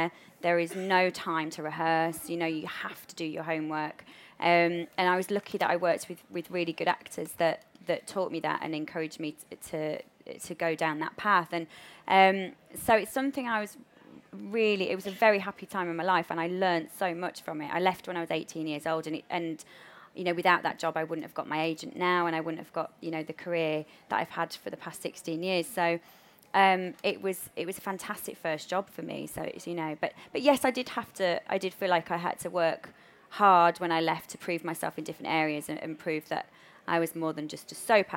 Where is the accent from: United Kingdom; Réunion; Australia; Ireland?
United Kingdom; Yorkshire and the Humber; accent: Yorkshire; a Yorkshire accent, even though that is my real accent